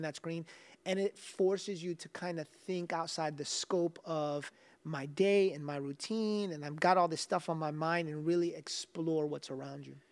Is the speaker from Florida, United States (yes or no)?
yes; South Florida, United States; Growing up in South Florida